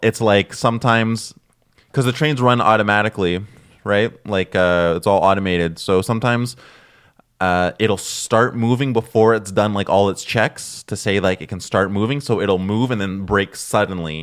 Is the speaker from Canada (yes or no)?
yes; Toronto, Ontario, Canada; now in Montreal, Canada; I'm originally from Toronto, so I would take the subway slash bus when I was, like, a kid growing up